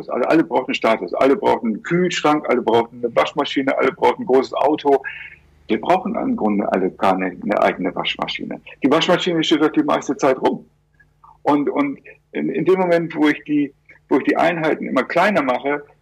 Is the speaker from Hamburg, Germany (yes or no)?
yes; Hamburg, Germany; als ich Kind war, da hatten wir, äh, ich, ich, ich stamme aus Hamburg